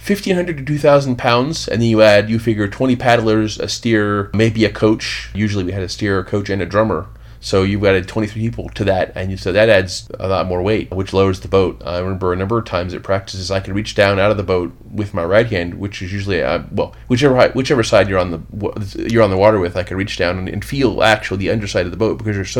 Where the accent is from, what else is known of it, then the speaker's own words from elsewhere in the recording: Hamilton, Ohio, United States; moved away as an adult; now in Washington, D.C., United States; I grew up in southwestern Ohio, near Cincinnati, a little bit north, a town called Hamilton. Grew up there, moved to D.C.